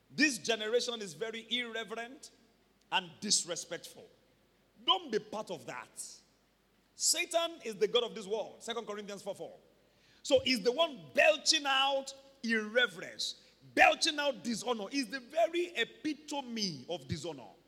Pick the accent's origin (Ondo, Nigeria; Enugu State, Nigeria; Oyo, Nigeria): Oyo, Nigeria; Ibadan; growing up in Mokola